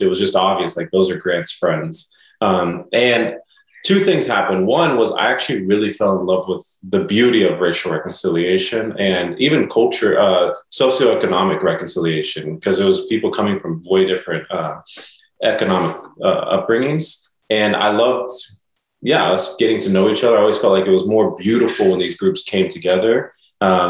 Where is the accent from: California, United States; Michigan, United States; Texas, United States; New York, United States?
Texas, United States; Dallas; moved away as an adult; now in Nashville, United States; I was from Dallas, you know, my whole life.